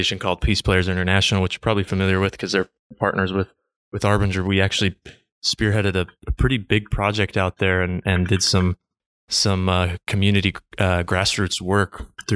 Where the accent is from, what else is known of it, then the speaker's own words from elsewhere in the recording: American Fork, Utah, United States; I grew up in American Fork